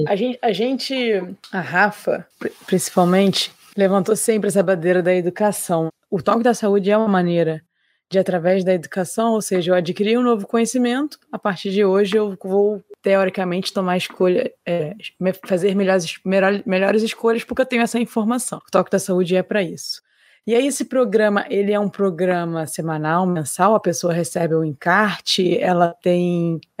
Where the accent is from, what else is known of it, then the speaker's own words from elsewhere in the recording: Rio de Janeiro, Brazil; Mas assim, eu sou